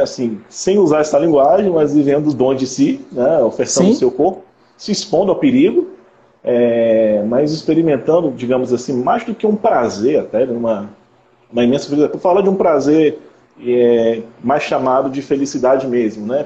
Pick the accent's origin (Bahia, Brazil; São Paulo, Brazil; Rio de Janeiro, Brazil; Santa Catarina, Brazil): Rio de Janeiro, Brazil; Conceição de Macabu; now in Macapá, Brazil; Eu sou do Rio de Janeiro, do interior do Rio, sou de Conceição de Macabu